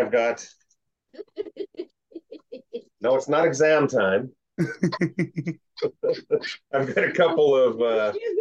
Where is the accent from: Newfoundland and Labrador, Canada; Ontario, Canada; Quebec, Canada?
Ontario, Canada; Kapuskasing; moved away; I'm from Kapuskasing, Ontario.